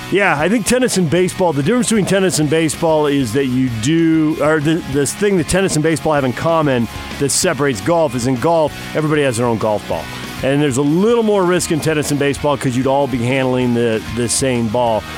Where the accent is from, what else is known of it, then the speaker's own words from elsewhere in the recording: California, United States; when you're growing up in California